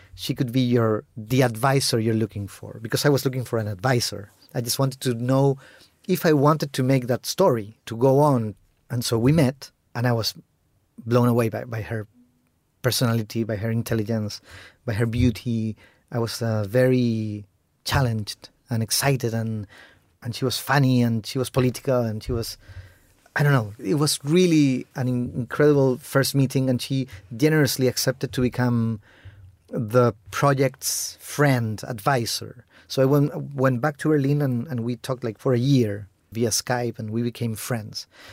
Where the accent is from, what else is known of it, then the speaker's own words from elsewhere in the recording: Chile; first language Spanish; English is a second language; also born or lived in Argentina; I grew up in Chile